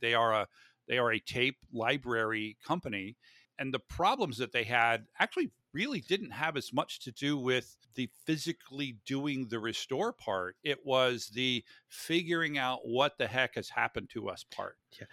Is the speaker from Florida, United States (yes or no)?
yes; Florida, United States; I grew up in Florida